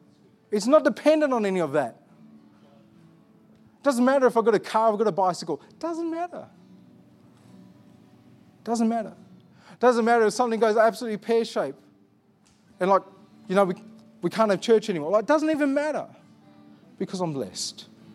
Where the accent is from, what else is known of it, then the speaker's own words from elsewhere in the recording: Armidale, New South Wales, Australia; I look like this. I grew up in Armidale.